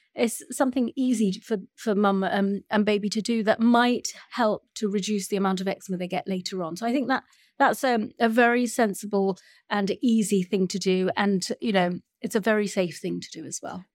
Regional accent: Sri Lanka; I'm from Sri Lanka

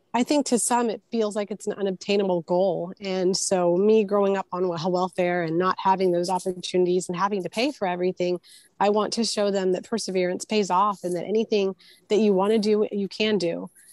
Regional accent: Houston, Texas, United States; also born or lived in Puerto Rico; I grew up in um, Houston, Texas, but I was born in Puerto Rico

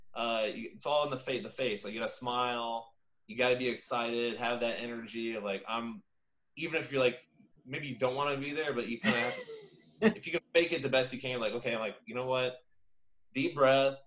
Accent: Indiana, United States; now in Florida, United States; I'm from Indiana. I've, you know, went to IU

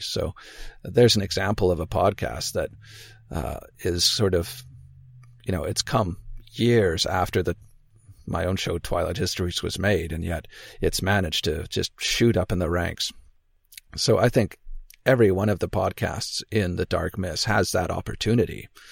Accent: Canada; also born or lived in Victoria, British Columbia; I'm Canadian. I live on the West Coast on an island. May have heard of Vancouver Island, Victoria, B C.

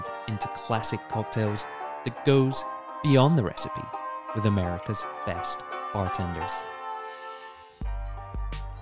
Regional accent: United Kingdom; now in United States; a British transplant here

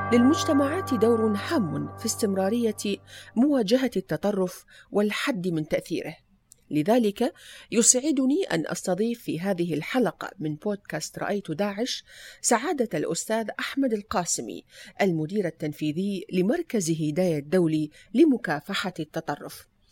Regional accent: Iraq; moved away; زرت بلدي العراق

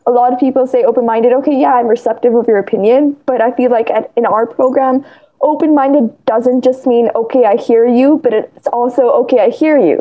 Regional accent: India; I'm from India

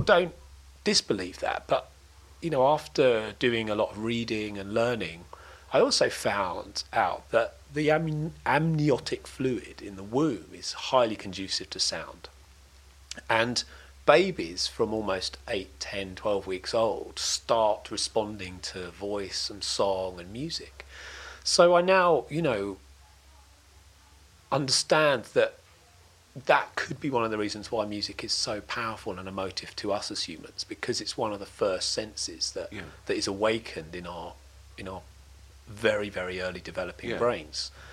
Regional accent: Crayford, London, United Kingdom; also born or lived in Dartford; I was born in Dartford Hospital, and grew up in a place called Crayford

